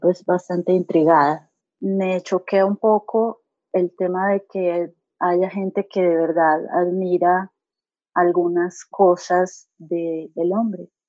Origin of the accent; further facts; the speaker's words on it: Barranquilla, Atlántico, Colombia; now in Medellín, Colombia; Soy colombiana, barranquillera, que vivo en Medellín hace muchos años